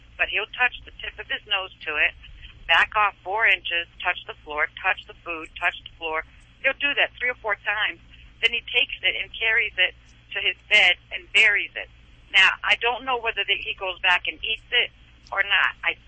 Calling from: Maryland, United States; Right now I'm calling in from Maryland. When I called you originally, I was in Arizona.

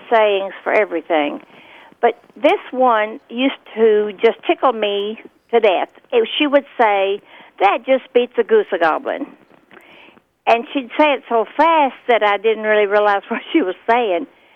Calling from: Azle, Texas, United States; I'm calling from Azle, Texas

